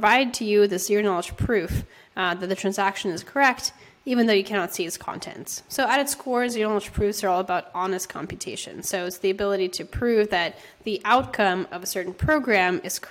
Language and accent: English; San Francisco, California, United States; I'm from San Francisco